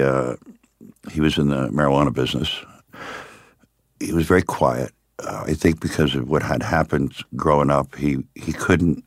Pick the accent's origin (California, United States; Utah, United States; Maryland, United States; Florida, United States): Florida, United States; Miami; also born or lived in upstate New York; I was born upstate New York, right. but I was raised in Miami